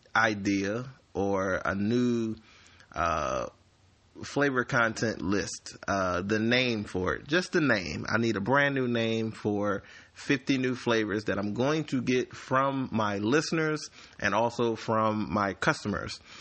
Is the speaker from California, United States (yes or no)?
no; Slidell, Louisiana, United States; I am from Slidell, Louisiana.